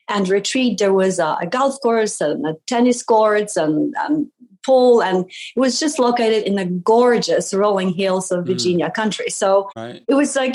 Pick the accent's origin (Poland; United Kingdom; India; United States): Poland; moved away; I was born in Poland many, many years ago. It was still a communist country. So my childhood was a little bit of, you know, black and white and gray because of the mood in the country.